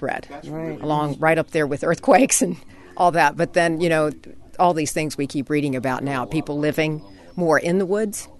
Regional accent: Southeast, United States; now in California, United States; I grew up in the East, the Southeast

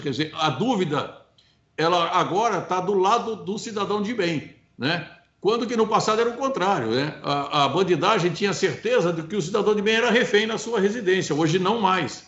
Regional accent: Brazil; eu sou brasileiro

